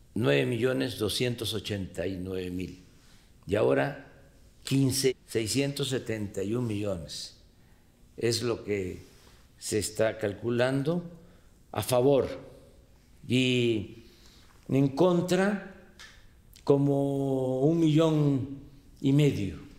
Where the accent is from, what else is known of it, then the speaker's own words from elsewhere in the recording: Tepetitán, Tabasco, Mexico; En mi pueblo, en Tepetitán